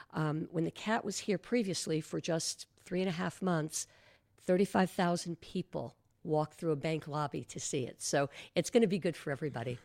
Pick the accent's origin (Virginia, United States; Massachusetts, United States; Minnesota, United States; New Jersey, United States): New Jersey, United States; moved away as an adult; now in Marco Island, United States; I'm from New Jersey